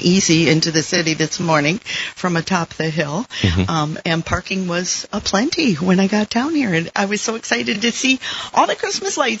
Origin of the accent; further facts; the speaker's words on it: Saugatuck, Michigan, United States; I grew up right here in Saugatuck